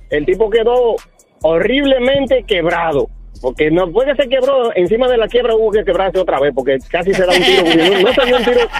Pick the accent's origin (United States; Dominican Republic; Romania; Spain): Dominican Republic; yo soy dominicano.